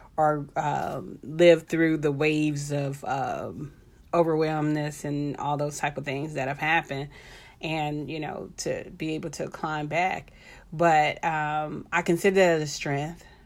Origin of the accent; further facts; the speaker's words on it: Texas, United States; I'm from Texas